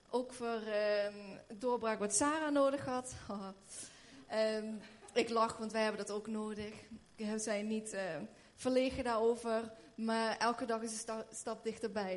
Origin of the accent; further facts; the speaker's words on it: Schinnen, Limburg, Netherlands; moved away as an adult; also born or lived in Haarlem / Redding, United States; ik ben hier opgegroeid in Schinnen